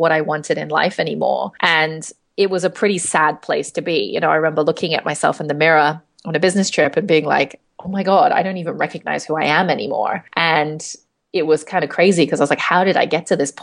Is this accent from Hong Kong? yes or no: yes; Hong Kong; I'm from Hong Kong, and I live here now as well.